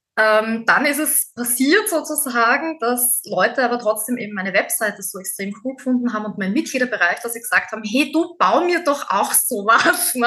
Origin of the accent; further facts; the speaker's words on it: Austria; bei uns in Österreich